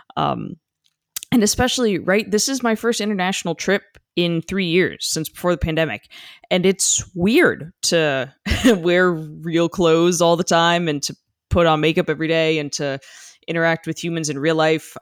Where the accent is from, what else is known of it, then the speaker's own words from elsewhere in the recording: United States; I am overtly American